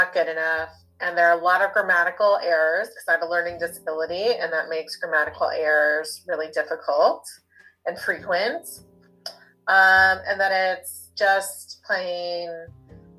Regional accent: Charlottesville, Virginia, United States; also born or lived in Wellington, New Zealand / Atlanta, Georgia / Birmingham, Alabama; I was born in Wellington, New Zealand, but I grew up in Charlottesville, Virginia.

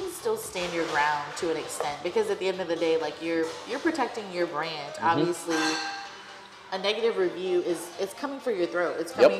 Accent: Belize; moved away; also born or lived in Tallahassee; I grew up in Belize.

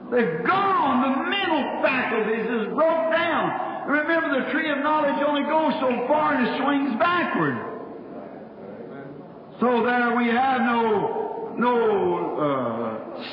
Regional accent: United States; I'm an American, and I believe in democracy.

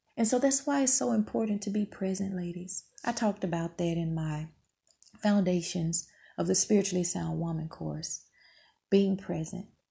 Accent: Mississippi, United States; moved away; I grew up in Mississippi

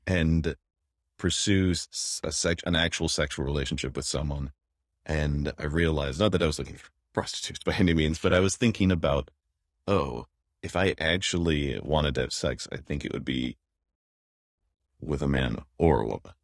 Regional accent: Wyoming, United States; moved away; forty miles from where I grew up in Wyoming

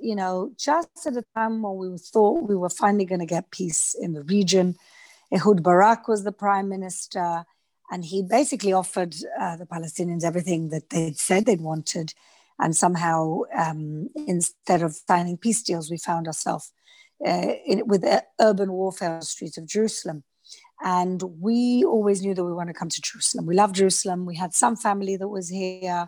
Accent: Gibraltar; moved away as an adult; also born or lived in London, United Kingdom; now in Israel; I'm a Gibraltarian. So I'm British. And I grew up in Gibraltar.

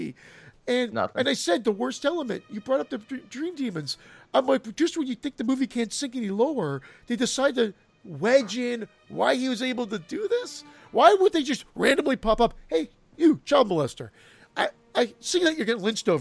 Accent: Canada; we're Canadian

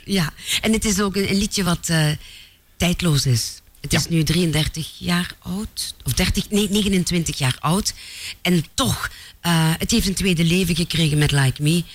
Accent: Mopertingen, Flanders, Belgium; mopetingen is heel nederig, een klein dorpje, eh, twaalfhonderd inwoners. Maar ik ben daar geboren

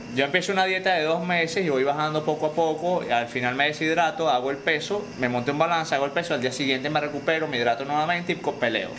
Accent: Venezuela; moved away as an adult; now in United States; desde que salí de Venezuela

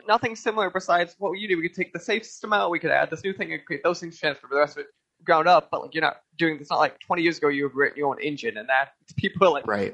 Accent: Chicago, Illinois, United States; I grew up in Chicago

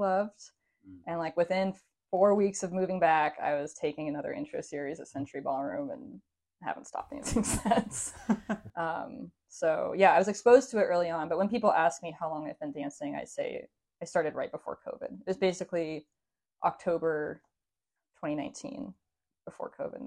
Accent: Seattle, Washington, United States; I was born and raised in Seattle, native Seattleite

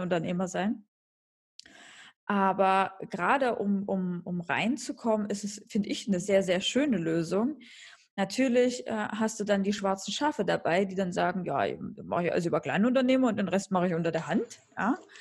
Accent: eastern Germany, Germany; moved away as an adult; now in Munich, Germany; aus den neuen Bundesländern, ja, aus, aus meiner Heimat sozusagen

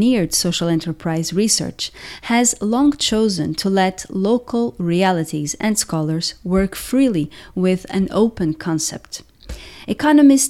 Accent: Portugal; my home country, Portugal.

